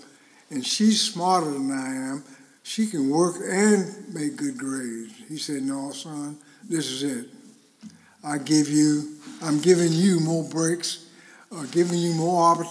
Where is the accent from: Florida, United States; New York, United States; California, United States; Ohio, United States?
Florida, United States; Winter Haven; I was born in Winter Haven, Florida, with a sister, twin sister